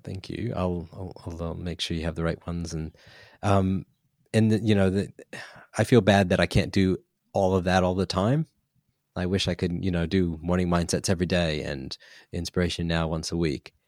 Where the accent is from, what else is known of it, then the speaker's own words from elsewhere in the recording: United States; now in New Zealand; I'm American